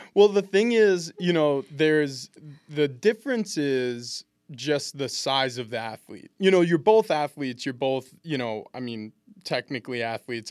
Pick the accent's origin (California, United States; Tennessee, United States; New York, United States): New York, United States; East Meadow; we moved to a, a town which I really call my hometown, East Meadow.